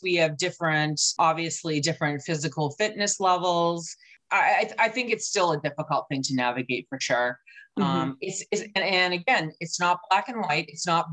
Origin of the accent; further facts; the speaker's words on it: New England, United States; I'm from New England